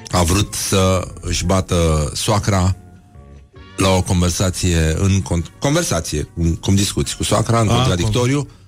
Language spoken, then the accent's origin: Romanian; Brăila, Brăila County, Romania; Eu vin din Brăila, da.